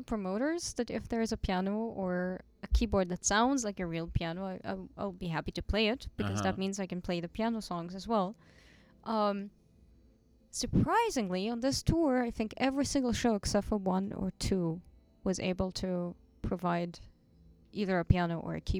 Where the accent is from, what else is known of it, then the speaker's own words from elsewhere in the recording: Tel Aviv, Tel Aviv District, Israel; moved away as an adult; also born or lived in Moscow; now in Germany; Well, I'm originally from Moscow, and then my parents moved to Tel Aviv when I was four.